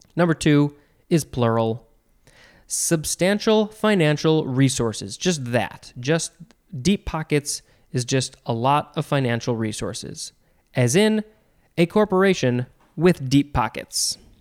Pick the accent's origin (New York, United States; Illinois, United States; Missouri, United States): Illinois, United States; Chicago; I'm from the Chicago area